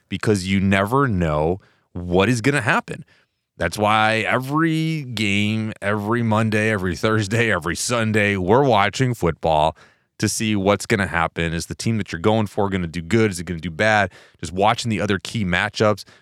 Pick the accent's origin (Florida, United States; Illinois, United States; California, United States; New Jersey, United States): Illinois, United States; Chicago; I grew up in Chicago